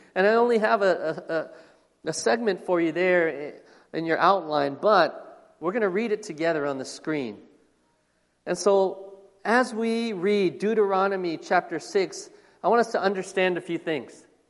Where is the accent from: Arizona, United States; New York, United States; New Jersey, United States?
Arizona, United States; Phoenix; I was born here in the United States, born here in Phoenix, Arizona. And I've lived here all of my life, all 43 years of it